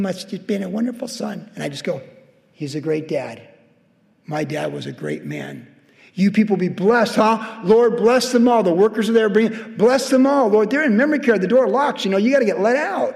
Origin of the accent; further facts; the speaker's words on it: United States; being an American